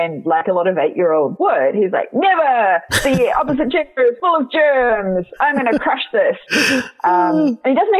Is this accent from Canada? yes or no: no; New Zealand; as a New Zealander